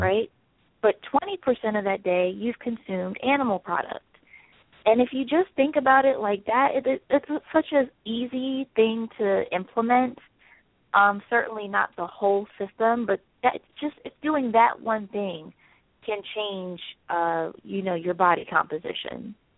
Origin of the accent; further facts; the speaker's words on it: Salisbury, Maryland, United States; now in Philadelphia, United States; I'm originally from Salisbury, Maryland